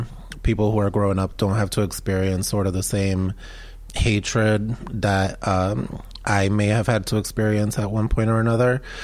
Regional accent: Rhode Island, United States; also born or lived in Medellin, Colombia; I grew up in Rhode Island

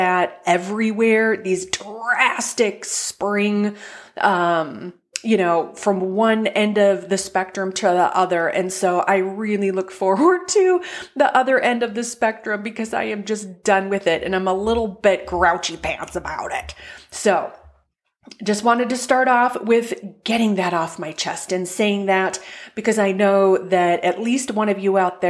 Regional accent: North Dakota, United States; now in Indianapolis, United States; my home state of North Dakota

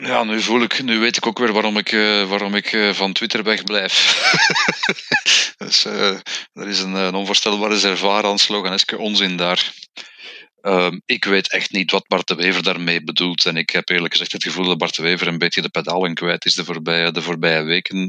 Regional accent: Flemish Brabant, Flanders, Belgium; ik ben een Vlaams-Brabander

